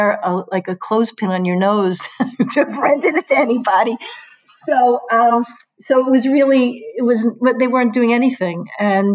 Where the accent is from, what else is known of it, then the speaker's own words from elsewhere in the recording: New York, United States; moved away as an adult; now in Hartford, United States; I was from New York.